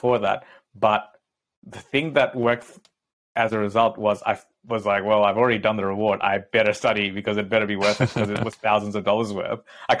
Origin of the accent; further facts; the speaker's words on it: Bangladesh; I grew up in Bangladesh in the tea gardens of Lipton, right?